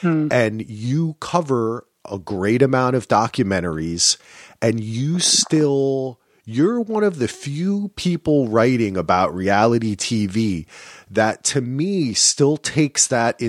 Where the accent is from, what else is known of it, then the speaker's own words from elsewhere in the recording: New Jersey, United States; I grew up in New Jersey